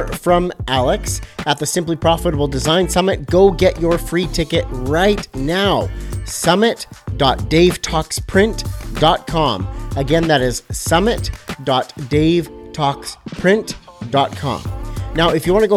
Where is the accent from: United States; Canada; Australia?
Canada